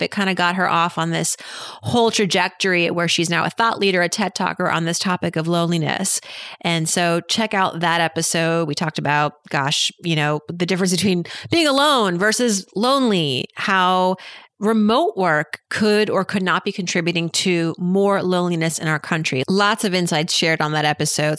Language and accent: English; Massachusetts, United States; moved away; I'm from Massachusetts